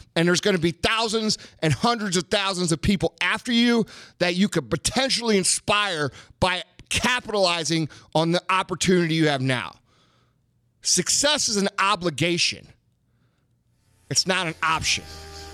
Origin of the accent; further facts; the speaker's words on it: United States; we as Americans